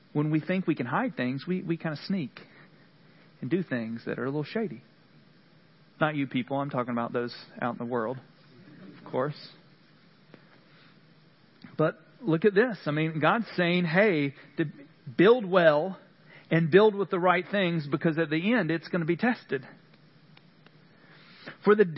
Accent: Central North Carolina, United States; moved away; what I'm used to from Central North Carolina.

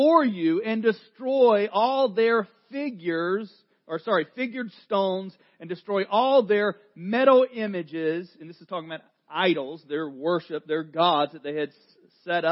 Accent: North Carolina, United States; accent: southern; I am from North Carolina

